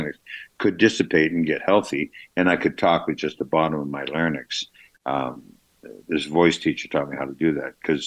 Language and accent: English; Canada; accent: Canadian; I just got my Canadian accent there